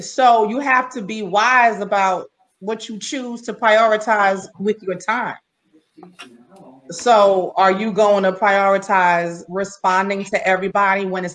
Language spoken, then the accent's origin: English; New York City, New York, United States; now in Baldwin, United States; I'm from Brooklyn.